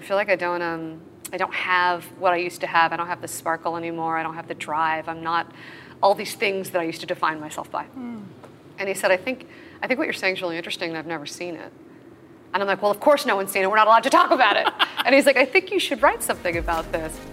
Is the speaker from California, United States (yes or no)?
yes; Los Angeles, California, United States; I grew up in LA, even though both my parents are Canadian.